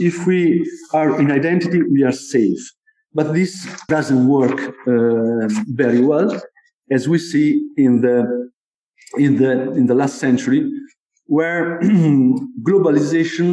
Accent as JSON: {"language": "English", "town": "Como", "region": "Lombardy", "country": "Italy", "tie": "born or raised there", "said": "This is the cathedral of my town where I was born in Como"}